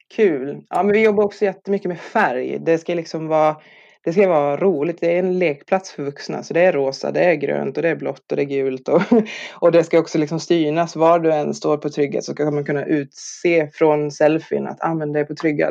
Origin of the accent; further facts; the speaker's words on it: Norrland, Sweden; moved away; also born or lived in Skåne; jag är själv norrlänning